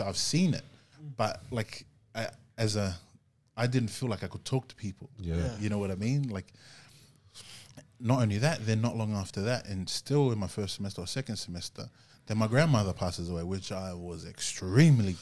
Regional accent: Gold Coast, Queensland, Australia; moved away as an adult; now in Sydney, Australia; I came from Gold Coast, so like I was away from my family up there

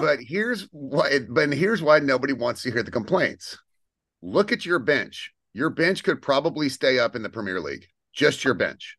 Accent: United States; as an American sports fan

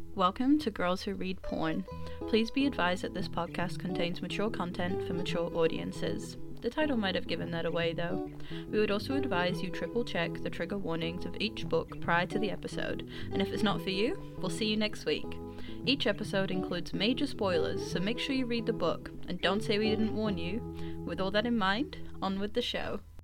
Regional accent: Boston, Massachusetts, United States; I am from Boston. Um, I've lived in and around Boston my entire life

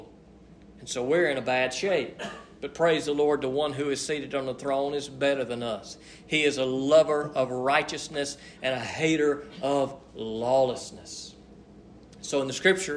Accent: United States; being American

